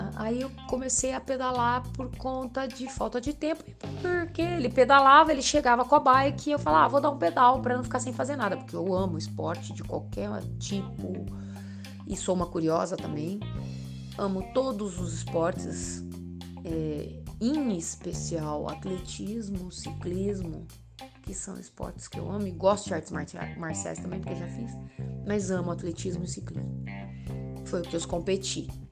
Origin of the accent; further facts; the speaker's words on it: Araraquara, São Paulo, Brazil; moved away; also born or lived in São Bernardo do Campo / Piracicaba; saí de Araraquara, que é minha cidade, fiquei 14 anos fora competindo